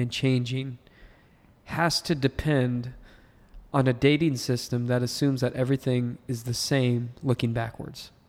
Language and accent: English; United States; I've only lived as an American